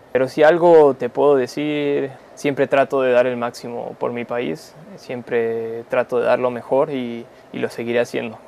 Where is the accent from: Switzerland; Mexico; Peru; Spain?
Mexico; also born or lived in Argentina; Yo llegué a México, entonces toda mi vida fue en México y, mm. yo me hice mexicano a través de, que a los dos años ya estaba viviendo en México.